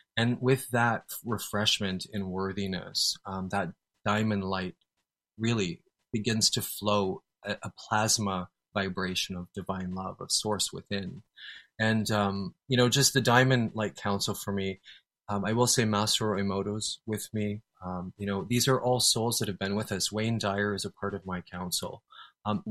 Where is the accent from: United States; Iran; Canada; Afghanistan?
Canada; I'm a Canadian